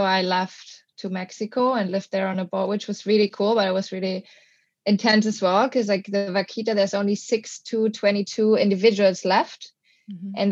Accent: Germany; moved away as an adult; now in Portugal; Originally from Germany, but I live in Portugal for 3 years now

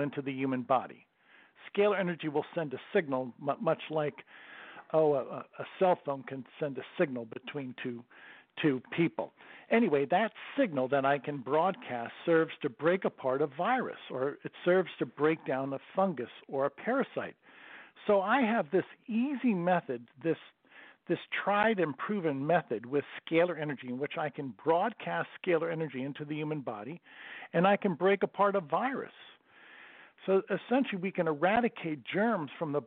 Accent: Bradenton, Florida, United States; I'm from Bradenton, Florida

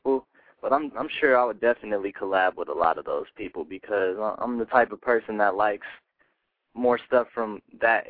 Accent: Colorado, United States; I'm coming from Colorado, so out in Colorado, there's not too much contact with anybody big

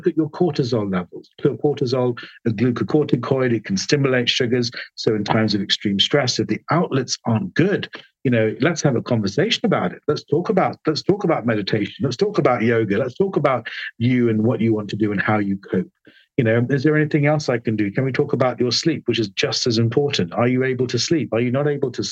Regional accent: London, United Kingdom; I was born in London. My parents are Sri Lankan, hence my long first name

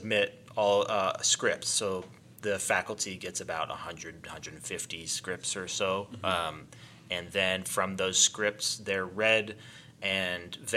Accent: North Carolina, United States; I grew up in North Carolina. I grew up in the foothills of the Appalachian Mountains.

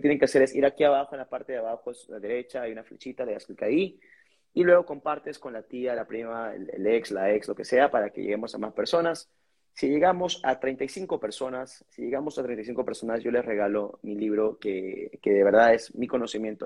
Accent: Lima, Peru; Yo soy una persona de San Juan de Uribancho, común y corriente

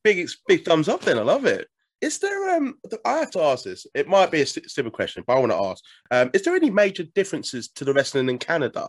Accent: United Kingdom; as a fellow Brit

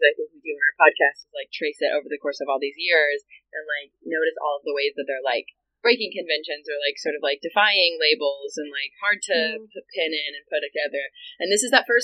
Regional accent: United States; as an American

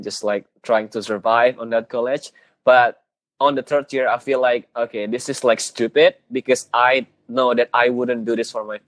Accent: Jakarta, Indonesia; also born or lived in Bali; in Jakarta, where I live, my hometown

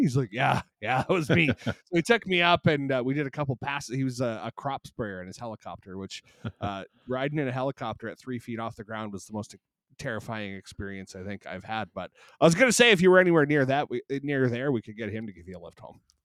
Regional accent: Canada; growing up in Canada

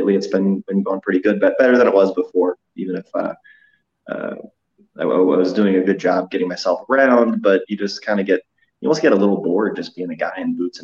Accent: St. Louis, Missouri, United States; I'm from St. Louis.

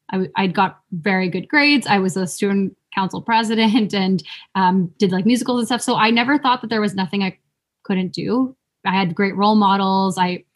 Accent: Philippines; I think there are some tropes around some things that people associate with being Filipino, such as, like, oh, we like to sing karaoke.

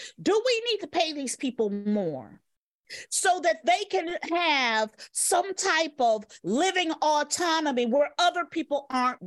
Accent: United States; As an American and as a woman

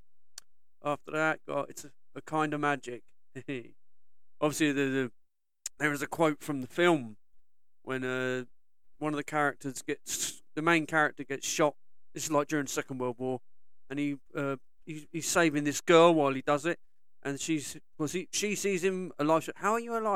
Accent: Southampton, South East England, United Kingdom; my hometown of Southampton.

